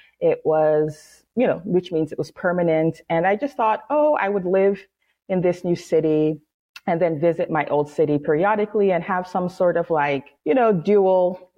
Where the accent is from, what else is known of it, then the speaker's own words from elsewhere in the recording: Seattle, Washington, United States; born there; also born or lived in New York City; I was born in Seattle, but I lived most of my life in New York City.